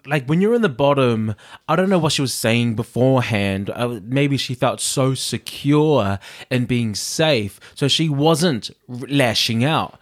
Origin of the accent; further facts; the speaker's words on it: New Zealand; also born or lived in Samoa (family origin); I grew up here, uh, I grew up in New Zealand.